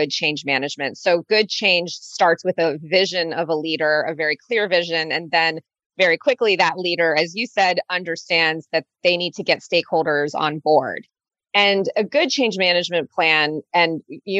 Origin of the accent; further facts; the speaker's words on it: United States; also born or lived in Germany; now in New York, United States; being an American